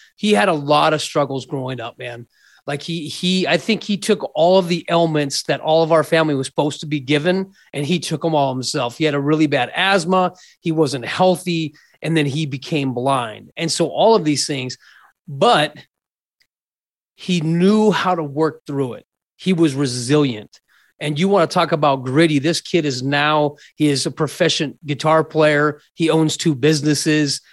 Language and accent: English; Scottsdale, Arizona, United States; also born or lived in Mesa, Arizona; So I was born and raised in Scottsdale, Arizona